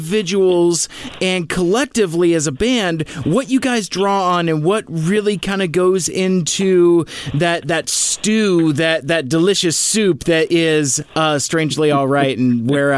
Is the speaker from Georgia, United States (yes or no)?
no; Seattle, Washington, United States; now in Federal Way, United States; I was born in Seattle, raised in the North End, and now I live in Federal Way. I've never lived outside of the Pacific Northwest, out of Western Washington. I love it here.